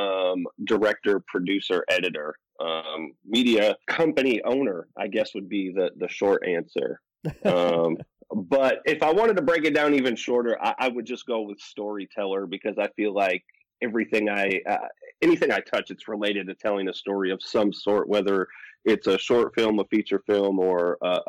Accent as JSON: {"language": "English", "town": "Milwaukee", "region": "Wisconsin", "country": "United States", "said": "I'm from Milwaukee, Wisconsin"}